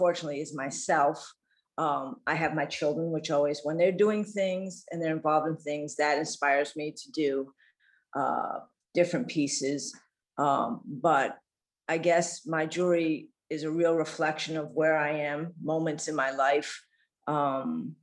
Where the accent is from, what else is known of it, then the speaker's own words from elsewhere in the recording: Massachusetts, United States; moved away as an adult; also born or lived in Virginia / Venezuela; I was born in Virginia. Yeah. I grew up in Massachusetts